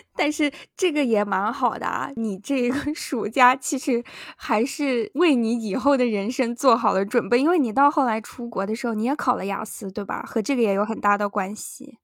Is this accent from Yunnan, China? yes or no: yes; Yunnan, China; moved away as an adult; also born or lived in Tianjin; now in New York, United States; 我们当时高中是云南最好的高中